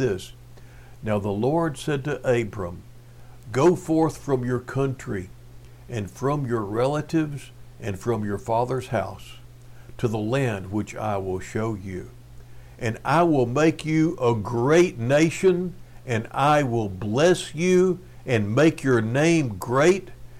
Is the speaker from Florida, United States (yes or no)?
no; Cleveland, Texas, United States; moved away; back when I was a kid growing up in Cleveland, Texas